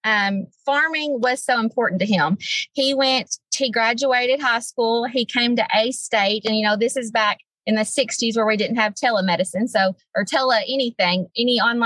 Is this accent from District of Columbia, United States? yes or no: no; Newport, Arkansas, United States; I am originally born and raised in Jackson County. I graduated from Newport in 2007